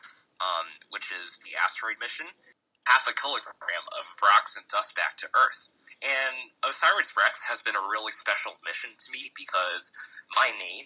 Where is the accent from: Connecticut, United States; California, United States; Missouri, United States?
Connecticut, United States; I grew up in Connecticut, so that's in the northeastern United States.